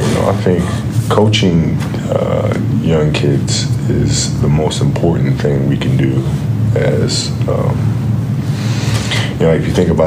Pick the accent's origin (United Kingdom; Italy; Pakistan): Italy; Like growing up in Italy, we had a league called mini basket, and I played a mini basket, and the baskets were smaller.